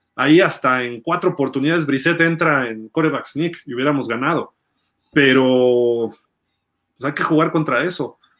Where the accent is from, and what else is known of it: Mexico